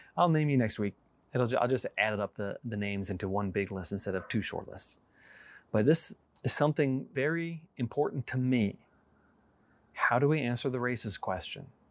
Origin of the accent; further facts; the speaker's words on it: New York, United States; moved away as an adult; also born or lived in Georgia; I grew up in New York